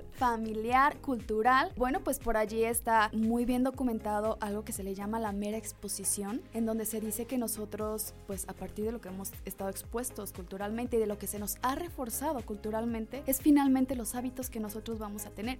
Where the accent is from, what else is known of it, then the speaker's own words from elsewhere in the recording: Mexico; los mexicanos consumimos muchísimo chile